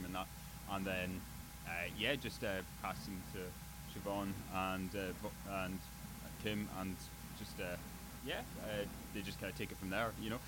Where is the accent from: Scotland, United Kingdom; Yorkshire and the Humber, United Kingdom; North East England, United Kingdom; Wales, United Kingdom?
Scotland, United Kingdom; Outer Hebrides; moved away; I'm originally from the Outer Hebrides